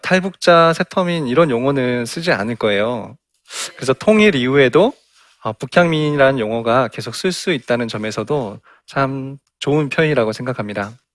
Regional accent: South Jeolla, South Korea; 저도 어, 전라남도

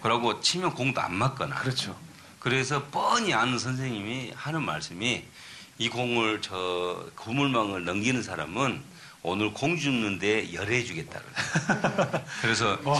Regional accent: Wando, South Jeolla, South Korea; now in United States; 내 고향이죠.

